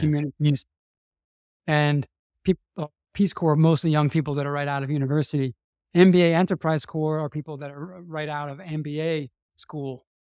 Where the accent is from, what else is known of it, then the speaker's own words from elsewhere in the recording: New Orleans, Louisiana, United States; moved away; I'm from New Orleans, Louisiana, and, um, I had a, I had a pretty traditional, uh, conservative Catholic upbringing in New Orleans